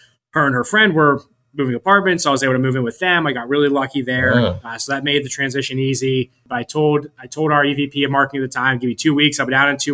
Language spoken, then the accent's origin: English; Pittsburgh, Pennsylvania, United States; moved away as an adult; now in Florida, United States; I was from Pittsburgh, and I moved down here for 3 months